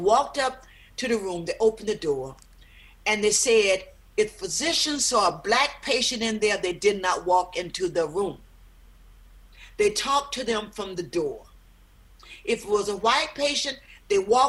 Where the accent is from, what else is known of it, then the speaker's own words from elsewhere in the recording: South Georgia, United States; where I grew up in South Georgia